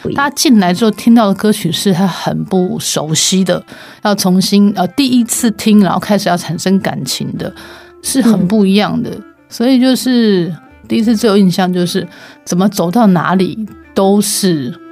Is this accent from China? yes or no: no; Taiwan; 我们自己在台湾生长长大